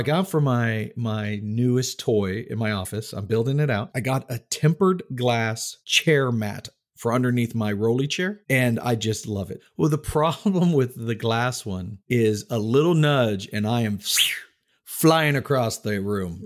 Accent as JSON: {"language": "English", "region": "Texas", "country": "United States", "tie": "born or raised there", "also_born_or_lived": "Tallahassee, Florida", "moved": "yes", "lives_now": "North Carolina, United States", "said": "I grew up in Texas"}